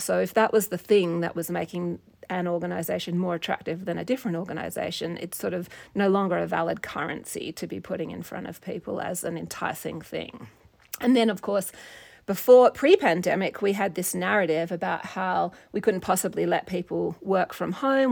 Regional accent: Perth, Western Australia, Australia; moved away as an adult; also born or lived in United States; now in Montana, United States; I grew up in Australia and in Perth, Western Australia

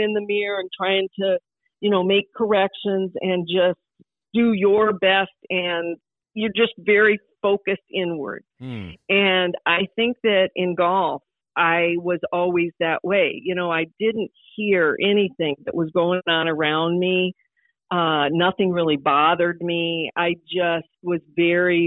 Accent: Sioux Falls, South Dakota, United States; growing up in South Dakota

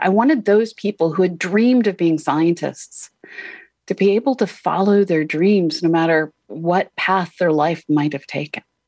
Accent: Boston, Massachusetts, United States; I grew up in Boston

